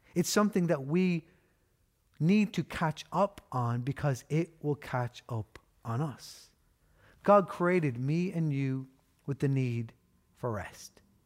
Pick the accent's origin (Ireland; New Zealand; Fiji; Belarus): Ireland; We know this as Irish people 'cause we've grown up with the motto